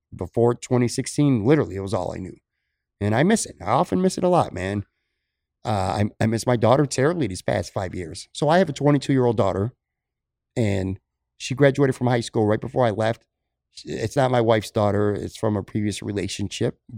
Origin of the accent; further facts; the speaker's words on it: Buffalo, New York, United States; moved away as an adult; also born or lived in Bradenton, Florida; now in Florida, United States; I miss my hometown